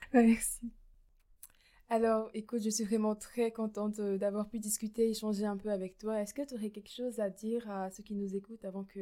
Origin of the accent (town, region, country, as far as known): Mouscron, Wallonia, Belgium; moved away as an adult; now in Namur, Belgium